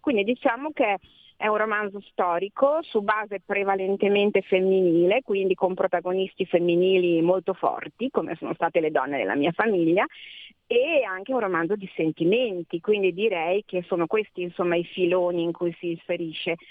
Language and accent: Italian; Emilia-Romagna, Italy; io sono emiliana